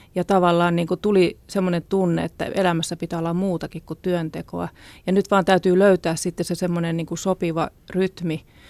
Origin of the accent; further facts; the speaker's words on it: Ostrobothnia, Finland; Mä oon syntynyt Pohjanmaalla lakeuksilla